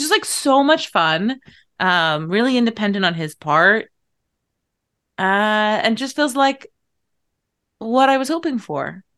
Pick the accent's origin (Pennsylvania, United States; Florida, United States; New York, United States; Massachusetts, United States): Massachusetts, United States; Irish Riviera; when I was growing up, I was in this, like, incredibly Irish American town